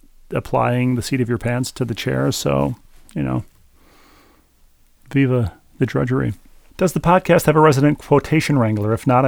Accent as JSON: {"language": "English", "town": "Bloomington", "region": "Minnesota", "country": "United States", "tie": "born or raised there", "said": "Howard Cosell used to call Metropolitan Stadium in my hometown, Bloomington, Minnesota, the ice box"}